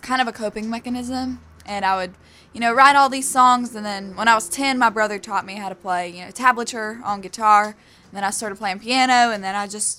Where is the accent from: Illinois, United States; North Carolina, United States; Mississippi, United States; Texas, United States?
North Carolina, United States; born there; accent: North Carolina; But if it helps, I was born in North Carolina, and that's where the accent comes from.